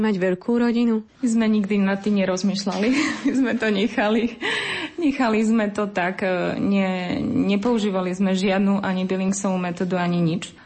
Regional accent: eastern Slovakia, Slovakia; now in Žilina, Slovakia; bobalky s makom, to som si ja z východu doniesla

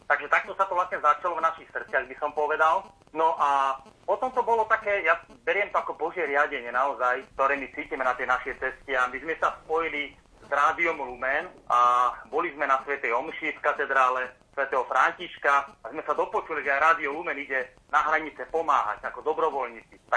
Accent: Veľký Krtíš, Banská Bystrica Region, Slovakia; now in western Slovakia, Slovakia

